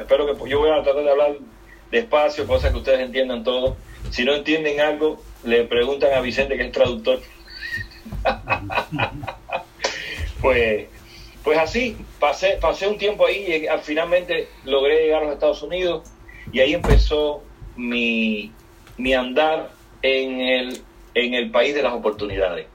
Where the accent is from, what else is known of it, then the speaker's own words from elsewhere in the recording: Cuba; now in United States; Yo soy cubano, salí de Cuba en 1994 en, en balsa